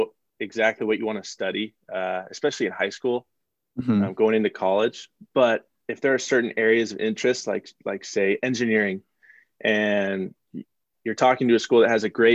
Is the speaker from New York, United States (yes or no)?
no; Portland, Oregon, United States; moved away as an adult; I grew up in Portland, Oregon